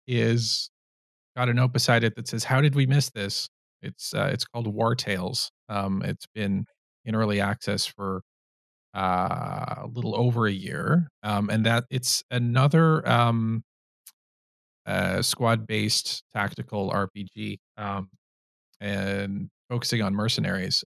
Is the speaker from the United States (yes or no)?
no; Canada; I'm Canadian